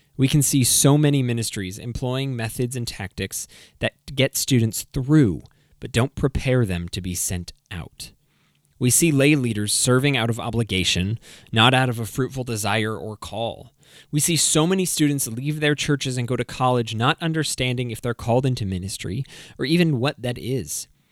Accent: New England, United States; also born or lived in Connecticut / Maine; I grew up in New England. I was born in Connecticut, moved up to Maine, and then came back to Connecticut in twenty ten.

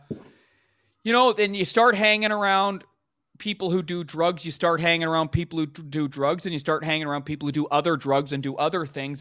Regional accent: Vancouver, British Columbia, Canada; I grew up in Vancouver, B C, Canada

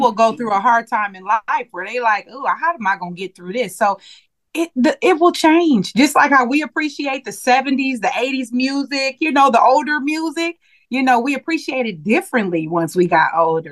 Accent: Milwaukee, Wisconsin, United States; moved away; back in my hometown in Milwaukee, Wisconsin

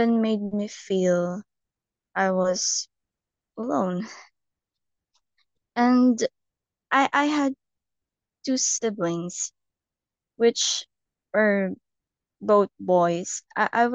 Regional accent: Philippines; Philippines. I'm from the Philippines

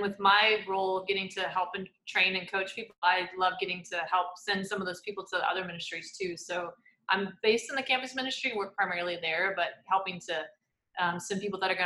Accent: Atchison, Kansas, United States; also born or lived in Colorado / Manhattan, Kansas; So I grew up just north of here in Atchison, Kansas

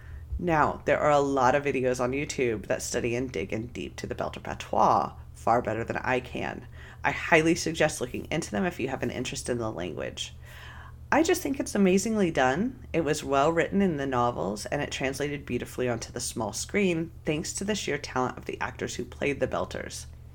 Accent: Fresno, California, United States; Growing up in Fresno, California, one of my closest friends to this day is Hmong.

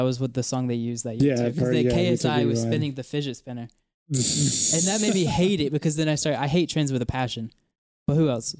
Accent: North Carolina, United States; I'm from North Carolina.

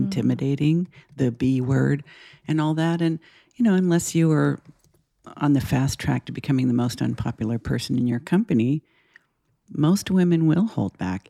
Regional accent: Los Angeles, California, United States; moved away as an adult; now in Portland, United States; I have lived in Los Angeles all my life

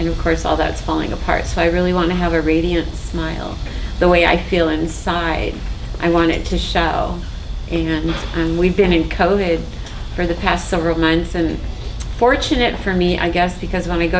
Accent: Orange County, California, United States; also born or lived in Hawaii; I grew up in Orange County, California.

